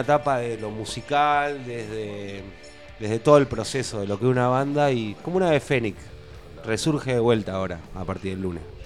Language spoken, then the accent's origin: Spanish; Tandil, Buenos Aires Province, Argentina; soy un músico de Tandil, estoy viajando